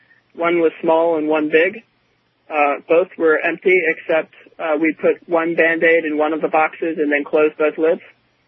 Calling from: Baltimore, Maryland, United States; Hi, I'm … from Baltimore, Maryland.

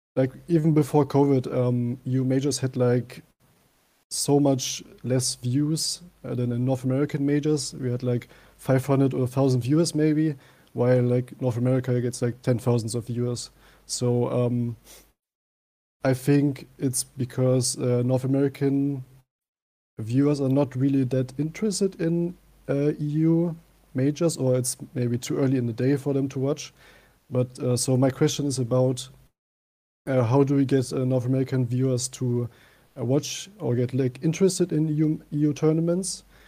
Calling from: Hanover, Lower Saxony, Germany; I'm calling in from Hanover, Germany

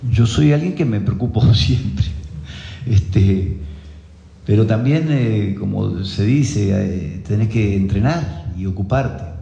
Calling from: Ciudad de la Costa, Canelones, Uruguay; de la Ciudad de la Costa.

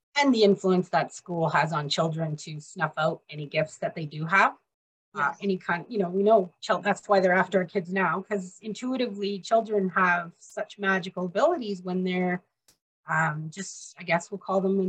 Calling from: British Columbia, Canada; I'm in British Columbia, Canada.

